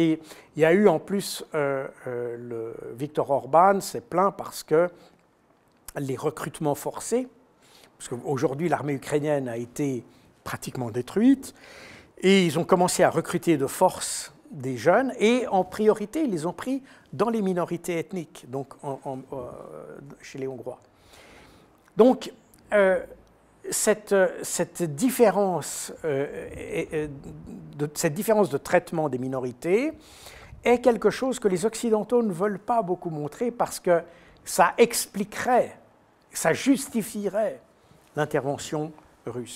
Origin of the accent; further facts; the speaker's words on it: Switzerland; je suis suisse